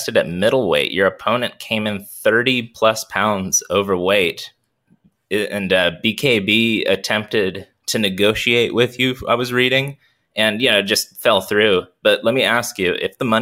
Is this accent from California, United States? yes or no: yes; California, United States; I'm an American from California